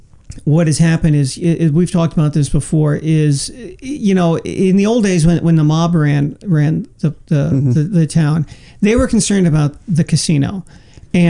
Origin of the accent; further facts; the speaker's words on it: San Francisco, California, United States; I grew up in San Francisco, and sure. I was, you know, 10 years old at the time